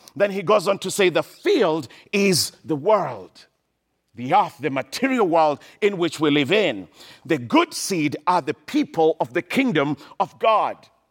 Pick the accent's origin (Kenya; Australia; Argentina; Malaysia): Kenya; I grew up in Kenya, in Eastern Africa, in a small little village in the middle of nowhere